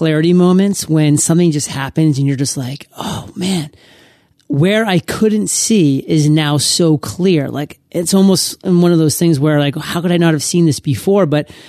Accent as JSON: {"language": "English", "region": "Maine", "country": "United States", "lives_now": "San Diego, United States", "said": "And I got to be honest, living in San Diego, like I miss it. Like I'm from Maine, so I'm used to like really inclement weather."}